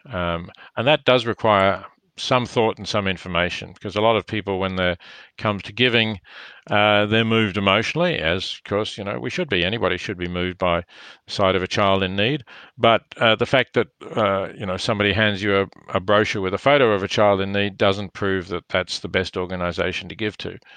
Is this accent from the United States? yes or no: no; Australia; I am Australian and reasonably well known in Australia